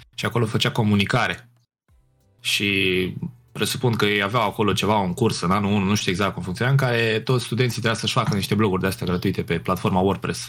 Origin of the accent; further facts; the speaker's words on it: Piatra Neamț, Neamț County, Romania; Eu sunt din Piatra Neamț, acolo am copilărit